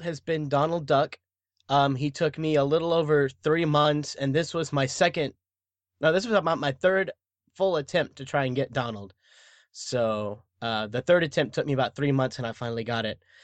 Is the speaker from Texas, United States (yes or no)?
yes; Dallas, Texas, United States; I was born and raised in Dallas, Texas